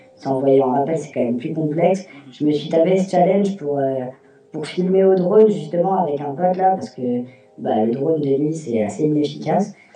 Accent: Houilles, Île-de-France, France; je suis de région parisienne, je suis de Houille

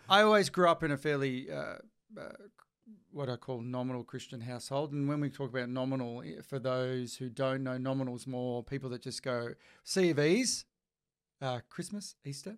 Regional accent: Bracknell, Tasmania, Australia; moved away as an adult; also born or lived in Melbourne; near my hometown in Bracknell

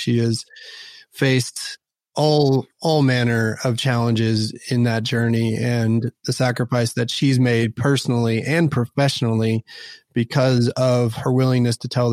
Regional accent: Dallas, Texas, United States; born or raised there; also born or lived in Houston / Austin

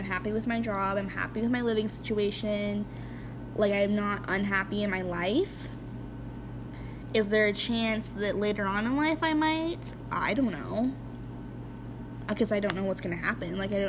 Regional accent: Grangeville, Idaho, United States; also born or lived in Lewiston, Idaho; always have, like, loved Idaho, loves my hometown.

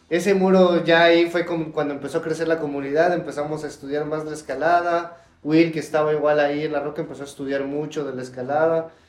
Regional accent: Mexico City, Mexico; creciendo en Ciudad de México, iba bastante seguido, fui conociendo nuevos lugares

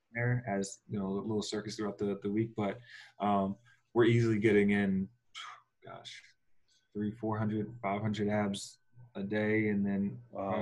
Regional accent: Philadelphia, Pennsylvania, United States; now in Phoenix, United States; we're from Philly

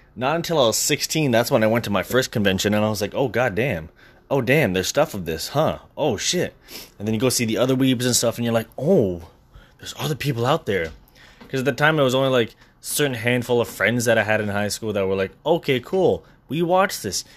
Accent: Brampton, Ontario, Canada; moved away as an adult; now in Scarborough, Canada; I've moved away from where I was from. I moved from Brampton to Scarborough.

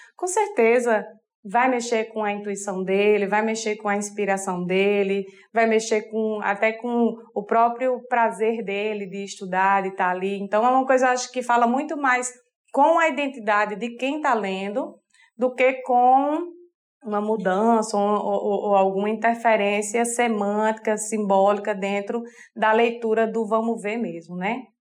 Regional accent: Sertão, Northeast Brazil, Brazil; Eu sou sertaneja de, desde de antes do tataravô, minha, das duas partes, pai, mãe, tataravô, tataravó, e lá para dentro vai indo é sertão

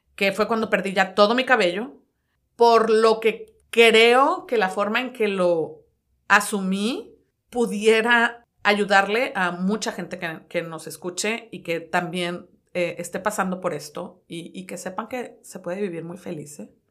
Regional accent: Culiacán, Sinaloa, Mexico; moved away as an adult; now in Dallas, United States; soy de la hermosa tierra de Culiacán, Sinaloa, nacida allá

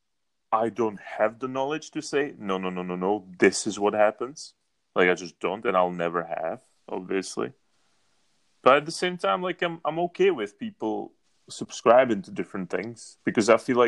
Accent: Czechia; I'm from Czech Republic. We are the most atheist country in Europe

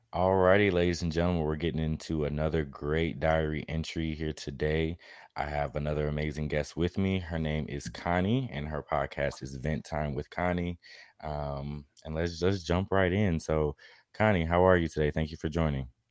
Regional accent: Chicago, Illinois, United States; moved away as an adult; now in Atlanta, United States; in Chicago where I was born

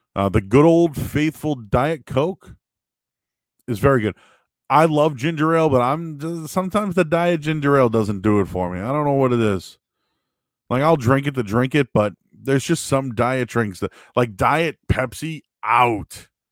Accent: Boston, Massachusetts, United States; moved away as an adult; now in Peabody, United States; I'm from Boston. I'm from the city. So, you know, I grew up in the Hyde Park, Rosendale, West Roxbury area.

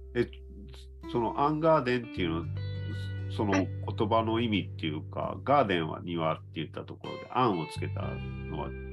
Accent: Fukuyama, Hiroshima, Japan; moved away; also born or lived in Tokyo; 2020年からね、広島に戻ってきて、福山に戻ってきた来たんですけど

